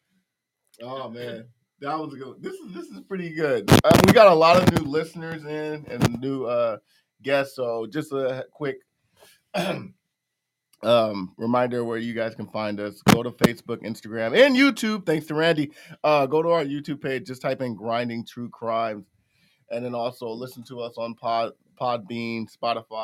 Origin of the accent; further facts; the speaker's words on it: Los Angeles, California, United States; I'm from Watts